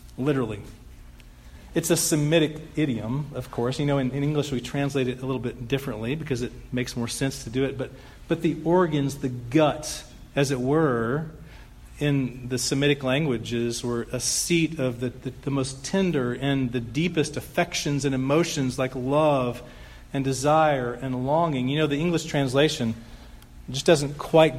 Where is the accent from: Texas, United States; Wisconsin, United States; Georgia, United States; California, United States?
Texas, United States; Dallas; moved away as an adult; I grew up here in Dallas for 20 years